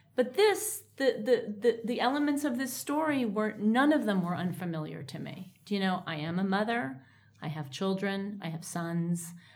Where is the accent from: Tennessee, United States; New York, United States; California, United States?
New York, United States; growing up in New York in a faintly bohemian type of way